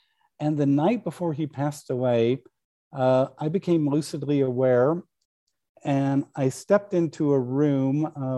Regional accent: Midwest, United States; I grew up in the Midwest. In our family, we never had alcohol in the house.

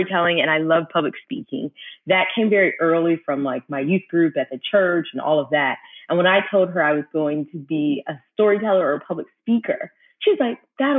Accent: Orange Park, Florida, United States; also born or lived in Pensacola, Florida; I was born in Pensacola, Florida, but I was raised in Orange Park, Florida with my two sisters

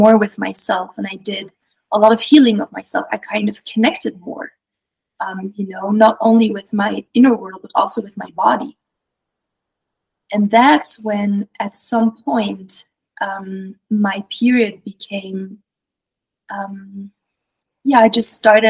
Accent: Belgium; moved away; I grew up in Europe. I'm originally from Belgium

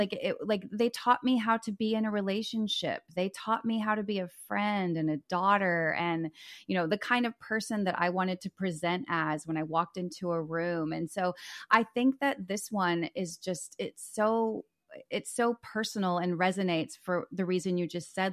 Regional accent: Dallas, Texas, United States; also born or lived in Los Angeles, California; I'm from Dallas.

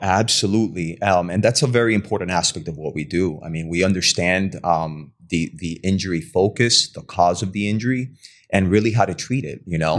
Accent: Hialeah, Florida, United States; also born or lived in Cuba; now in West Palm Beach, United States; I graduated from, uh, Hialeah High School

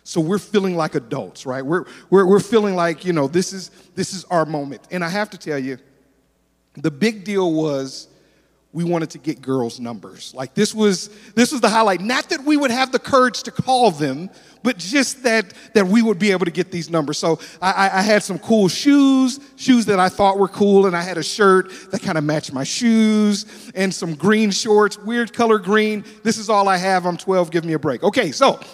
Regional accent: Detroit, Michigan, United States; now in Tulsa, United States; I'm originally from Detroit, Michigan

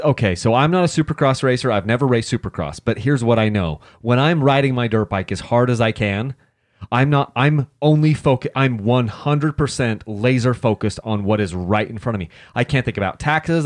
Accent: Utah, United States; I'm from Utah

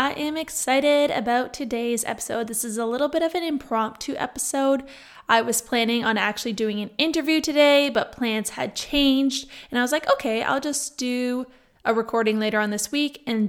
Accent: Niagara, Ontario, Canada; On Thursday, I went back to my hometown, which is Niagara, for those of you that do not know.

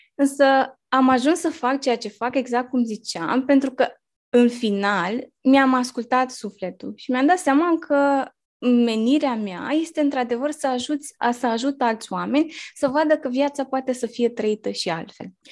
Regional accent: Bârlad, Vaslui County, Romania; now in Bucharest, Romania; sunt crescută și născută în Bârlad, un orășel mic din Moldova și venită în București

